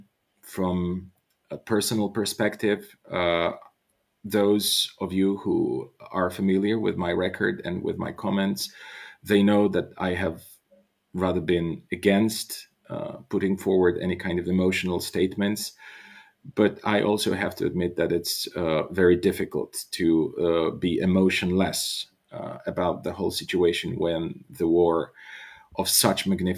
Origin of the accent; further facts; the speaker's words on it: Bulgaria; I'm by birth, I'm Bulgarian, and I come from Bulgaria, from a country in the Balkans